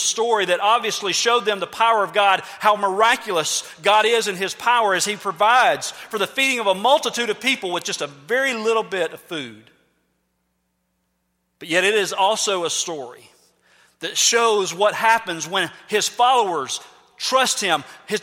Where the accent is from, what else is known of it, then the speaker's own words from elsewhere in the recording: United States; we're from America